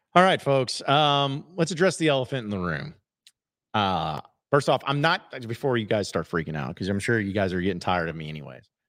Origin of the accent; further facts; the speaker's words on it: Fayetteville, Arkansas, United States; also born or lived in Little Rock, Arkansas; I'm from Fayetteville. I'm a Fayetteville kid